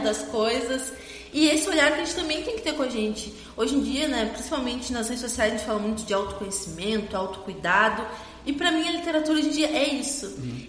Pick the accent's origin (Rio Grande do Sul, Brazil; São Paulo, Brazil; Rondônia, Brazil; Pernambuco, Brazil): Rio Grande do Sul, Brazil; Rio Grande; eu sou da Bernadette, do fundão da Bernadette aqui em Rio Grande